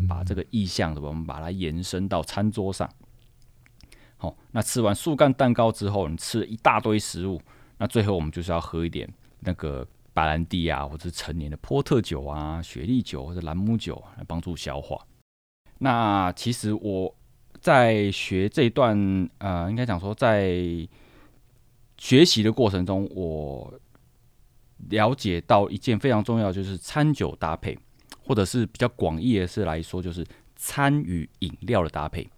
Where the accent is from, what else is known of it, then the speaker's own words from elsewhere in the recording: southern Taiwan, Taiwan; also born or lived in France; 我们南部人呢，就已经会出现鱿鱼螺肉蒜、海鲜口味的羹汤或砂锅鱼头这样子